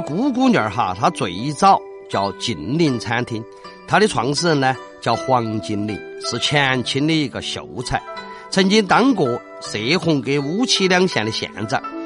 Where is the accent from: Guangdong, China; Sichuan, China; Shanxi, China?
Sichuan, China; Chengdu; 我们成都的马昆龙都晓得这个板姑姑娘是啥子意思